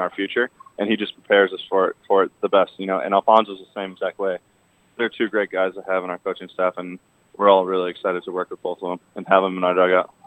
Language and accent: English; Boston, Massachusetts, United States; I grew up around the Boston area